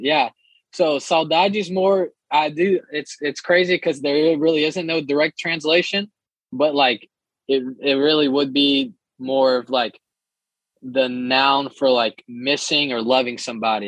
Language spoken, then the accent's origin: English; Shreveport, Louisiana, United States; also born or lived in Santos, Brazil; I was born in Santos, Brazil, and uh, when I was six years old, my parents decided to move our family to Shreveport, Louisiana. And so for most of my life, I've lived in Shreveport